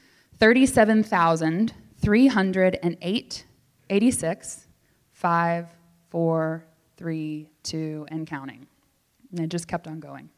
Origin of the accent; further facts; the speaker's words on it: the South, United States; moved away; I grew up in the South, so you're going to hear a lot of y'all tonight.